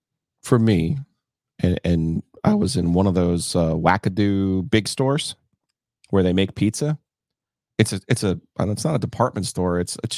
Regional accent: New Jersey, United States; now in Raleigh, United States; growing up in New Jersey.

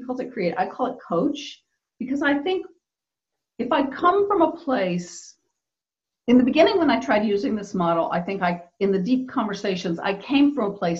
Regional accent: Texas, United States; I grew up in Texas in the US in a time period when girls really had to be the nice girl

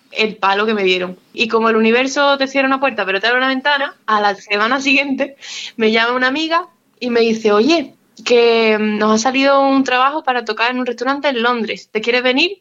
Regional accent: Spain; nosotros somos españoles y españolas

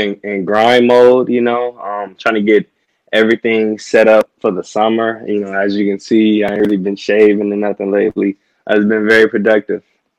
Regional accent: Toledo, Ohio, United States; now in Columbus, United States; So I stay in Columbus, Ohio. I'm from Toledo, Ohio. Actually planning to move to Houston this summer.

